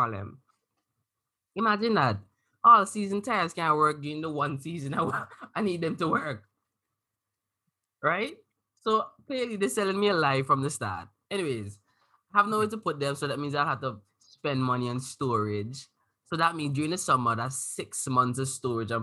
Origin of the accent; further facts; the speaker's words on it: Antigua & Barbuda; now in Canada; I come from Antigua